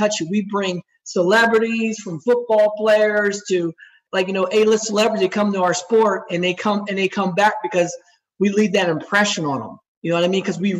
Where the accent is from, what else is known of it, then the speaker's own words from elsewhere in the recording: Chesterfield, New Jersey, United States; I grew up in Chesterfield, New Jersey, which is right next to Trenton.